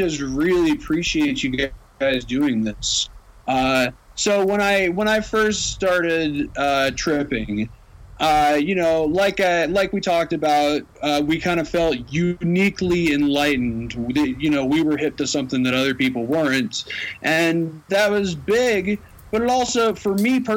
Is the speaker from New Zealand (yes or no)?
no; Knoxville, Tennessee, United States; now in Colorado, United States; I'm from Knoxville.